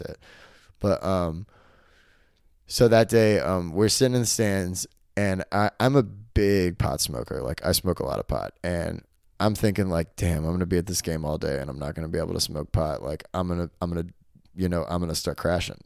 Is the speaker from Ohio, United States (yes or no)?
no; Arkansas, United States; moved away; I'm from Arkansas.